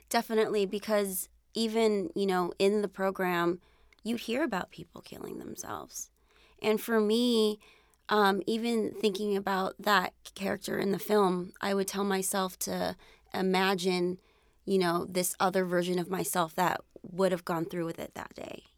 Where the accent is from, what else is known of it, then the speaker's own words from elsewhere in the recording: San Jose, California, United States; I grew up in San Jose, California, and, um, my parents immigrated here from the Philippines